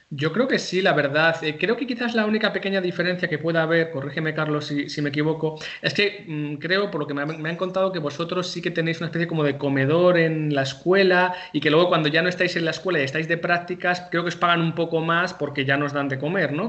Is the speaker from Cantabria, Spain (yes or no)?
yes; Santander, Cantabria, Spain; moved away as an adult; yo no soy de Madrid, yo soy de Santander